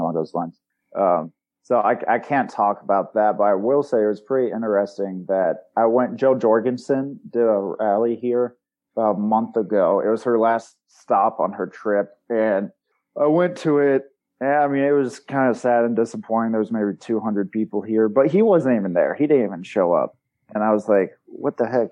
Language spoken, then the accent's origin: English; Springfield, Missouri, United States; I'm from Springfield, Missouri. Born and raised there